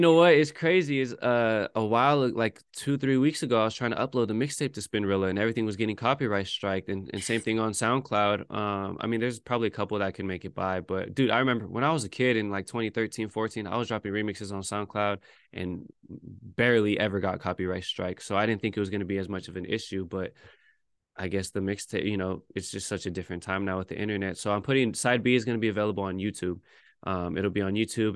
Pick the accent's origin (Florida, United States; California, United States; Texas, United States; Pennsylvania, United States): California, United States; Bay Area; born or raised there; moved away as an adult; now in New York, United States